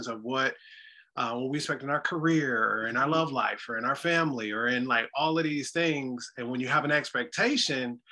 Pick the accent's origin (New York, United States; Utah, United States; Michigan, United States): Michigan, United States; Detroit; now in Chicago, United States; I'm originally from Detroit, Michigan